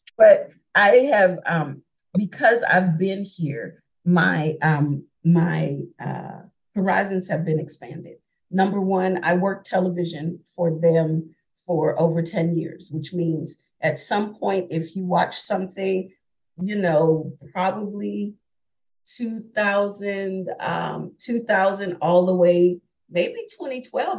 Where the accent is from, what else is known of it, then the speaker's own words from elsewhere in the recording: New York, United States; moved away; also born or lived in Philadelphia area, Pennsylvania; I'm originally from New York. Uh, I went to high school outside of Philadelphia